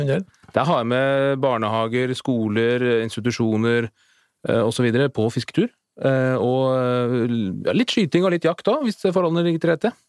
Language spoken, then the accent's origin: Norwegian; Asker, Akershus, Norway; vi er fra Asker opprinnelig, og vokste opp med en sånn liten eh, elv i hagen.